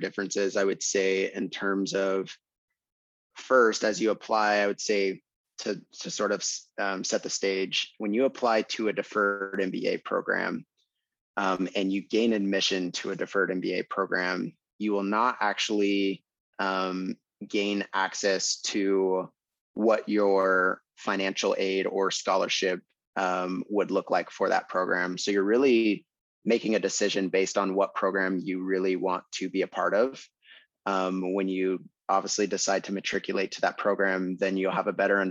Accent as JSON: {"language": "English", "town": "Tacoma", "region": "Washington", "country": "United States", "also_born_or_lived": "Salt Lake City, Utah", "moved": "yes", "said": "I'm originally from Tacoma, Washington"}